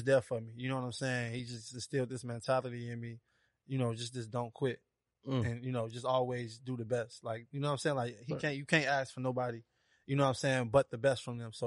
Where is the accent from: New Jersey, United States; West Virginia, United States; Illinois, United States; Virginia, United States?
Illinois, United States; Harvey; moved away as an adult; now in Atlanta, United States; I'm from Harvey, Illinois. I grew up about 15, 20 minutes outside of Chicago